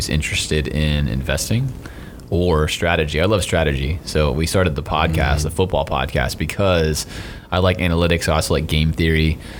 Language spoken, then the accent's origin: English; Sarasota, Florida, United States; I grew up in Sarasota, Florida, where there's a lot of old people